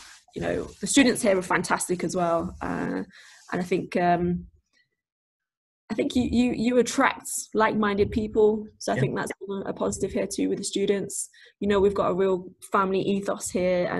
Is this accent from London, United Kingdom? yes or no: no; Nottingham, East Midlands, United Kingdom; now in Mansfield, United Kingdom; Where I grew up in Nottingham, Nottingham's very much multicultural and very diverse.